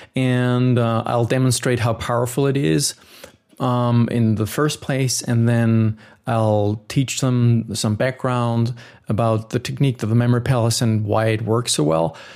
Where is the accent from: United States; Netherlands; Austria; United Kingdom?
Austria; I am from Austria